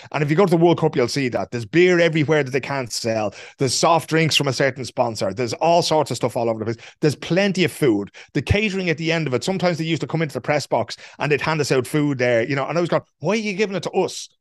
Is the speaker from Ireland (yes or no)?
yes; Ireland; we know as Irish people